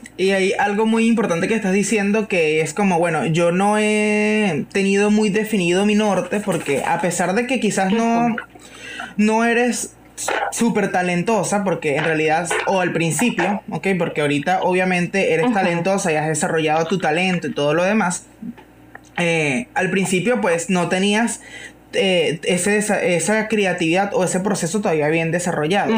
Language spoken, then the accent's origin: Spanish; Guacara, Carabobo, Venezuela; aquí en, en, Guacara, yo soy de Guacara